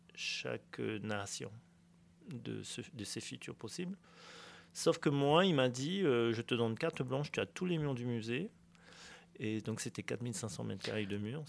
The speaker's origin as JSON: {"language": "French", "country": "French Polynesia", "tie": "born or raised there", "said": "j'ai grandi chinois en Polynésie"}